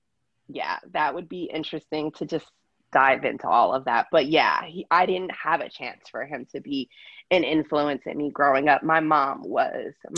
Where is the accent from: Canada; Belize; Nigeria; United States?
United States; Pennsylvania; moved away as an adult; now in Los Angeles, United States; for the first 10 years, I grew up in LA. So I was born in LA, lived in LA for the first 10 years of my life. And then my mom had my baby sister, and then we moved to Pennsylvania